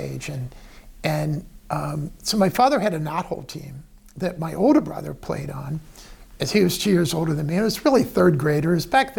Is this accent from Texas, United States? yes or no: no; Cincinnati, Ohio, United States; moved away as an adult; also born or lived in Florida; now in Youngstown, United States; I came up from Cincinnati. So I grew up in Cincinnati. I spent some time in Florida as the CFO of Broward County down there. And I've had a long career in public service in Ohio